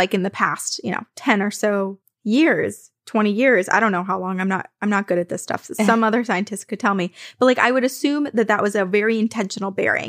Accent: New Kent, Virginia, United States; I grew up in New Kent, Virginia, a very small town near Williamsburg, with more cows and cornfields than people.

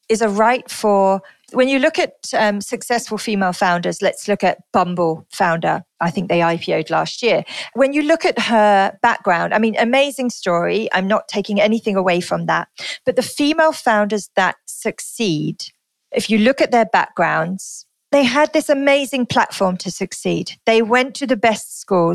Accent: United Kingdom; moved away as an adult; also born or lived in London; now in Singapore; my home country. So I'm from the UK

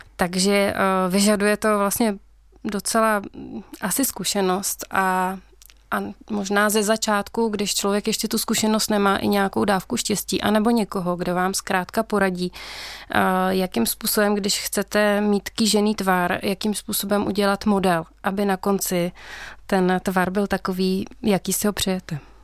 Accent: Karlovy Vary, Karlovy Vary Region, Czechia; pocházím z Karlových varů

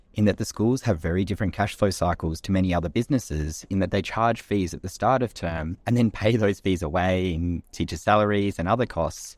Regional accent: Australia; moved away as an adult; also born or lived in Kenya / London; I grew up in Australia

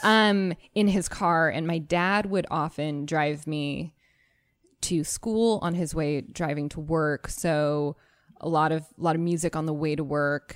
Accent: Arizona, United States; I'm from Arizona

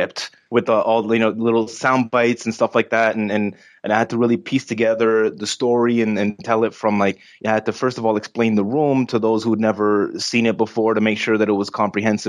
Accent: Canada; I'm from Canada

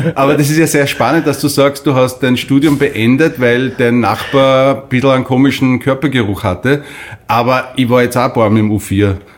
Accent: Linz, Upper Austria, Austria; moved away as an adult; now in Vienna, Austria; ich bin in Linz aufgewachsen, bin an 91 nach Wien gekommen

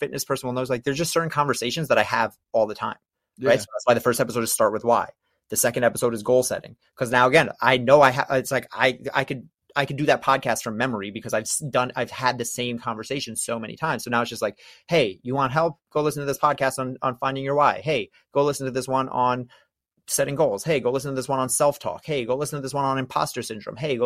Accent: New York, United States; I'm from New York. I talk fast.

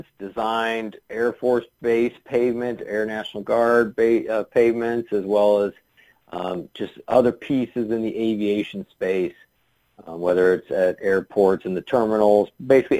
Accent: Kansas City, United States; I grew up in Kansas City

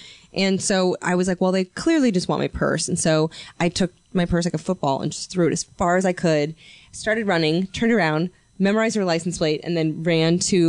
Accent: San Francisco, California, United States; moved away as an adult; also born or lived in Los Angeles; I was born in San Francisco.

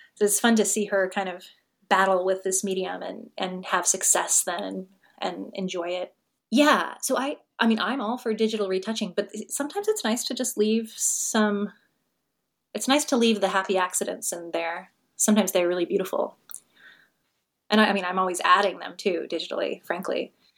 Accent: Pacific Northwest, United States; moved away; I'm from the Pacific Northwest

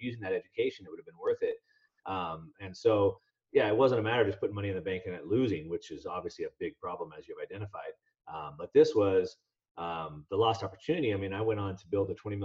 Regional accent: Southern California, United States; I grew up in Southern California, so I'm an action sports guy

